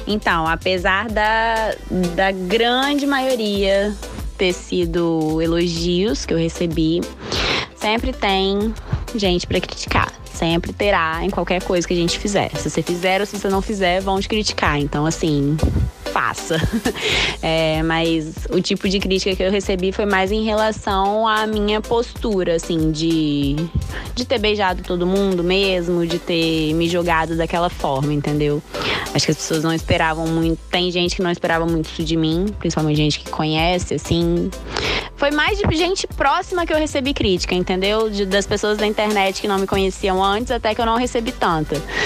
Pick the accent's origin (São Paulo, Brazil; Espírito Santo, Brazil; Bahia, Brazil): Espírito Santo, Brazil; Vitória; also born or lived in Cariacica; eu sou natural do Espírito Santo, é, nasci em Vitória e moro em Cariacica